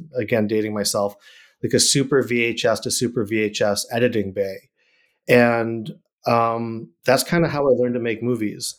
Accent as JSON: {"language": "English", "town": "Randolph", "region": "Massachusetts", "country": "United States", "tie": "born or raised there", "also_born_or_lived": "Chicago, Illinois", "moved": "yes", "lives_now": "Los Angeles, United States", "said": "that's where I grew up, is in Massachusetts, um, outside of Boston. This place called Randolph, uh, Mass"}